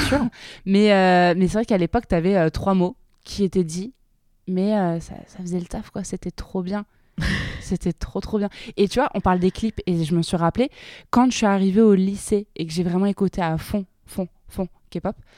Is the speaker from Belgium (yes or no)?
no; south of France, France; mon petit patelin dans le sud de la France